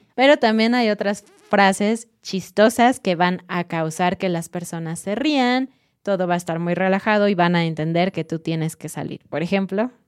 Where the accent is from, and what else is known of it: Mexico